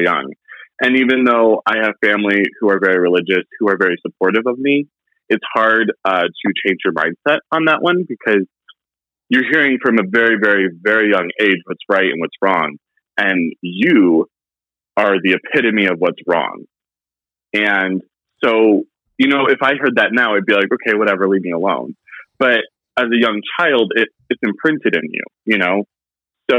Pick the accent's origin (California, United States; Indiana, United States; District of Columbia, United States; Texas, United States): Indiana, United States; growing up in Indiana